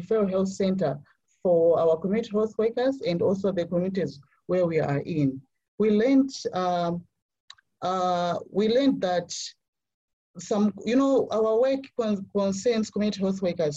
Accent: Malawi; So I'm from Malawi, a landlocked country with a population of over 18 million.

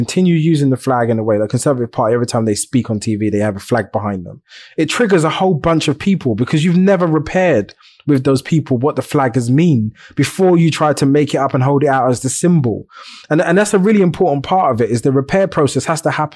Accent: London, United Kingdom; I grew up on a estate in East London

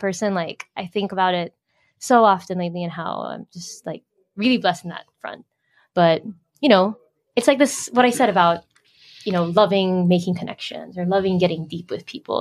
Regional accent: Manila, Metro Manila, Philippines; first language English; moved away as an adult; also born or lived in United States; I was born and raised here. Born and raised here, but then I moved to the U.S. 2012 for college and then work

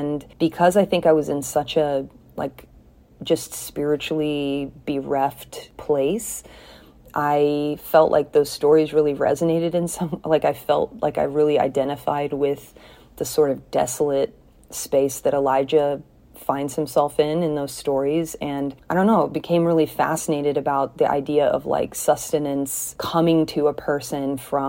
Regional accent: South Korea; moved away as an adult; also born or lived in Kentucky / Indiana / Sierra Leone; now in United States; I grew up in Korea from age 3 until 18, and then I went to college in the U.S. in Kentucky for 4 years

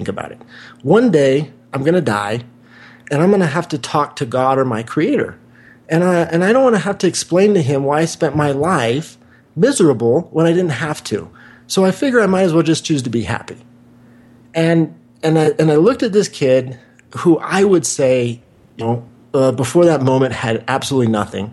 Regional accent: Wichita, Kansas, United States; moved away; also born or lived in Santa Monica, California; I grew up in Wichita, Kansas

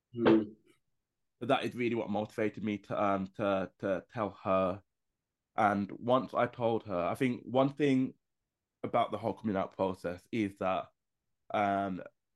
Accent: Birmingham, West Midlands, United Kingdom; moved away as an adult; now in London, United Kingdom; I moved away from my hometown of Birmingham and moved to London

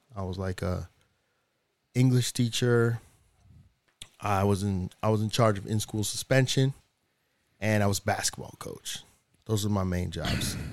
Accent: New Hampshire, United States; moved away; also born or lived in Dominican Republic; I grew up in New Hampshire

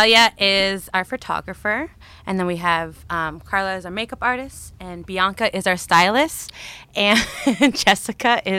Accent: Kitchener, Ontario, Canada; I am from Kitchener.

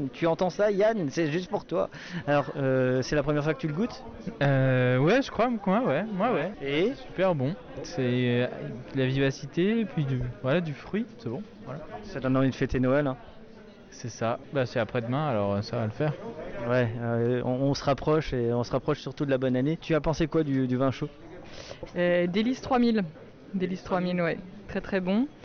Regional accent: Grand Est, France; je suis un Alsacien normalement.

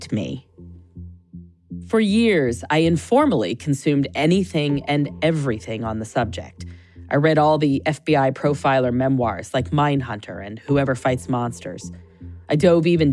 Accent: Gainesville, Florida, United States; I grew up in Gainesville, Florida

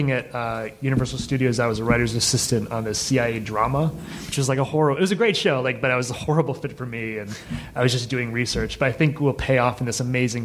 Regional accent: Massachusetts, United States; moved away; I'm from Massachusetts

